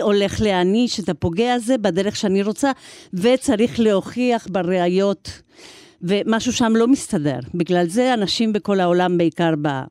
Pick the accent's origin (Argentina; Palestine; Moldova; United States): Argentina; now in Israel; אני ילידת ארגנטינה